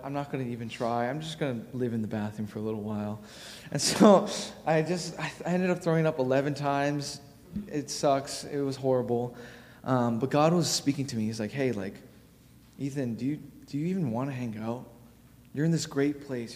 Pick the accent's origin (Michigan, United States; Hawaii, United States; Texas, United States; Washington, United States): Hawaii, United States; Honolulu; moved away; I'm from Hawaii